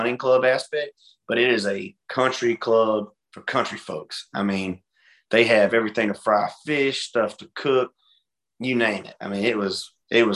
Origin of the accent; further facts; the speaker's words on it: Hartford, Alabama, United States; moved away; I'm originally from Hartford, Alabama